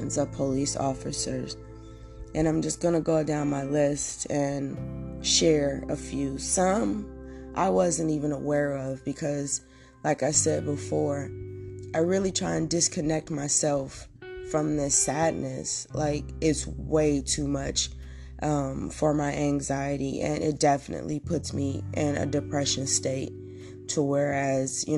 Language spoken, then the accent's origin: English; Oakland, California, United States; I'm from Oakland